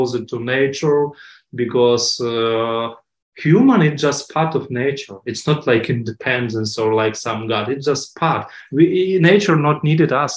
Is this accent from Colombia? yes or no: no; Ukraine; English is a second language; moved away; my hometown occupied with Russian flag